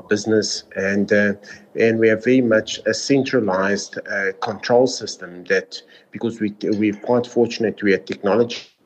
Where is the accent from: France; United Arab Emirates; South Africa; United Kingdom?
South Africa; I am South African